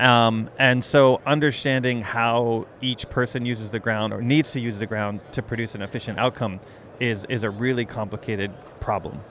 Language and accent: English; Canada; moved away as an adult; I grew up in Canada, did uh, my PhD, all of my schooling up there